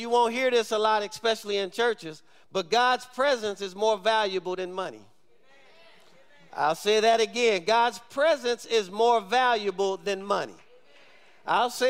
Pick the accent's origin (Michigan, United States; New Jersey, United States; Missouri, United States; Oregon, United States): Michigan, United States; moved away; we grew up in Michigan, I actually know how to drive in ice and snow